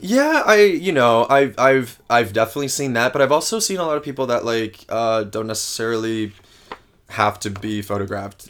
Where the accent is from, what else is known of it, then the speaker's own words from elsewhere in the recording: a small town outside of New Haven, Connecticut, United States; moved away as an adult; also born or lived in Ithaca, New York; now in New York City, United States; I grew up in a small town um, outside of New Haven, Connecticut